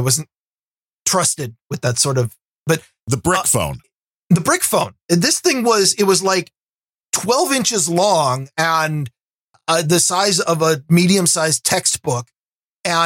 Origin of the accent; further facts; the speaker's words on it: Vancouver, Washington, United States; I grew up in Vancouver, Washington